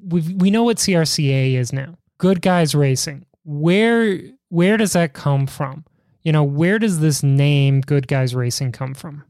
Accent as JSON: {"language": "English", "town": "Chicago", "region": "Illinois", "country": "United States", "tie": "born or raised there", "said": "Growing up in Chicago, New York"}